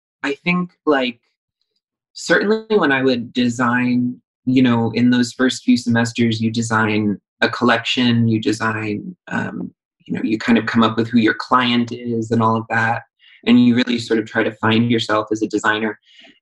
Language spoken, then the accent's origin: English; New York metropolitan area, United States; I'm sort of from all over the tri-state around New York City.